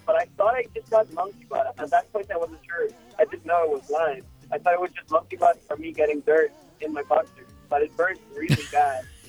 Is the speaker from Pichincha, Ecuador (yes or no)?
yes; Quito, Pichincha, Ecuador; first language Spanish; English is a second language; now in United States; I'm from Ecuador. Uh, I'm from Quito, Ecuador, the capital.